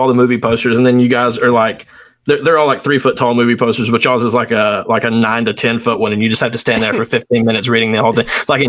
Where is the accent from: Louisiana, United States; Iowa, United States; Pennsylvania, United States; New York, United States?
Pennsylvania, United States; born there; I was born in Pennsylvania in 1979.